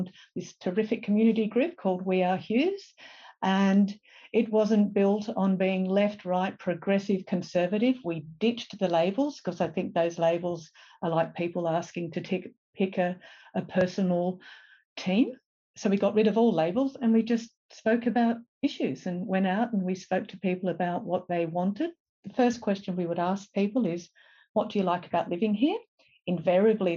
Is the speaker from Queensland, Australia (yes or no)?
no; Lilli Pilli, New South Wales, Australia; also born or lived in London; I grew up in Lillipilli